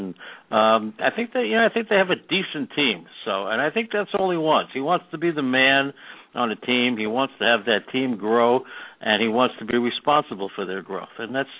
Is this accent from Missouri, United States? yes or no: no; New York, United States; I'm from New York